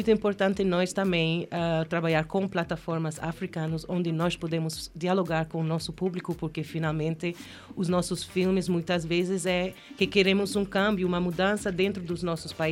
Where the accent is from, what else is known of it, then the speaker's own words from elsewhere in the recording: Gambia; Portuguese is a second language; also born or lived in Spain / Kenya; Quando eu cheguei à Quênia, eu não sou queniana, sou gambiana espanhola ah. e vivi 11 anos